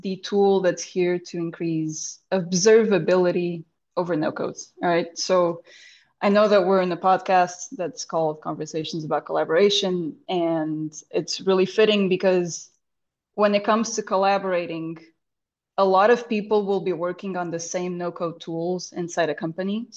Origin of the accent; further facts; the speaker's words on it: Lisbon, Portugal; first language Portuguese; English is a second language; This pod finds me in Lisbon, my hometown